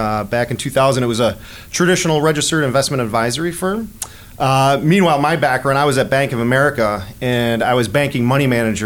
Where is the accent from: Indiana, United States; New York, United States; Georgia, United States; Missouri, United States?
New York, United States; Buffalo; moved away as an adult; also born or lived in Rochester, New York; now in Chicago, United States; I'm originally from Buffalo, New York